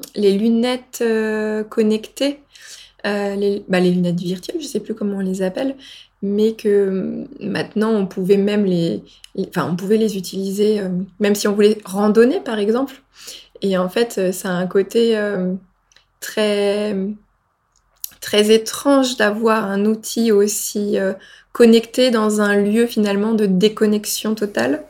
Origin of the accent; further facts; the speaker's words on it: near Pont-de-l'Arche, Normandy, France; moved away; j'ai découvert une nouvelle ville dans ma région natale que je ne connaissais pas